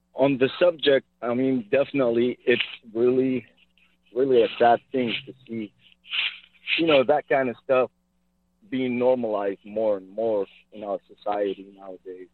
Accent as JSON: {"language": "English", "country": "Iraq", "moved": "yes", "lives_now": "Modesto, United States", "said": "I'm originally from Iraq"}